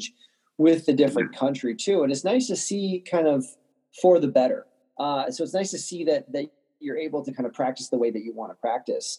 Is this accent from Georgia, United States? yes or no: no; Warrenville, Illinois, United States; where I'm from a town called Warrenville